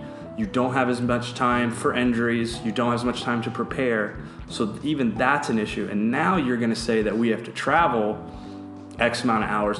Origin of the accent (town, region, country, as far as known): United States